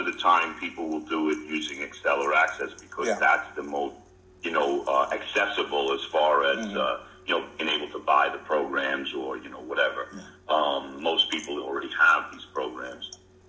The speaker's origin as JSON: {"language": "English", "region": "Delaware", "country": "United States", "said": "I'm from Delaware."}